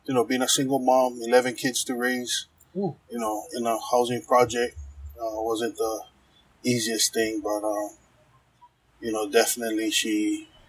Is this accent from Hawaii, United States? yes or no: yes; Honolulu, Hawaii, United States; growing up in Kalihi in the 80s, from the mid 80s